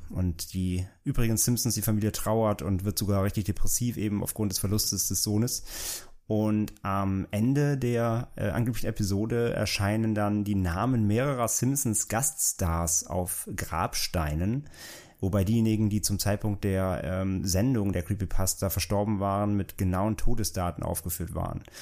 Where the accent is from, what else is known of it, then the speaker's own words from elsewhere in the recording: Germany; bei uns in Deutschland